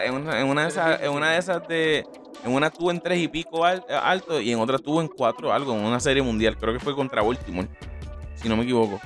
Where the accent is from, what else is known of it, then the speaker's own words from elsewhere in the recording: Puerto Rico; el ser boricua